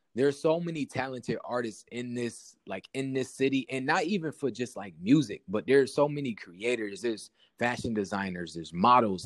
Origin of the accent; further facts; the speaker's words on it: Syracuse, New York, United States; I'm from Southside Syracuse. I gotta be, you know, I gotta let it be known where I'm from